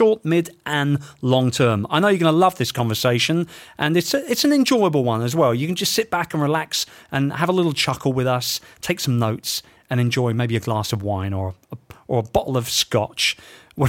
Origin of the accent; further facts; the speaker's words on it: London, United Kingdom; my hometown of London